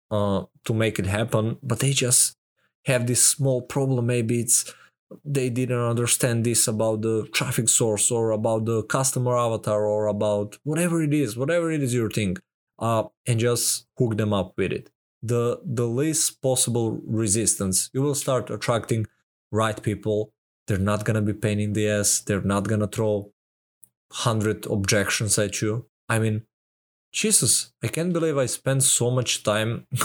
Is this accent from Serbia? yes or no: yes; Serbia; I'm from Serbia. Even here, that's a small amount of money to get such amount of value.